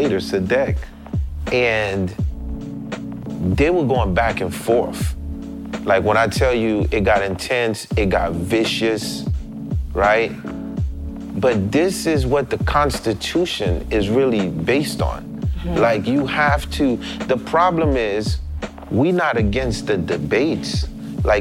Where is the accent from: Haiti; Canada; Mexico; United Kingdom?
Haiti; I'm from Haiti, next to Cuba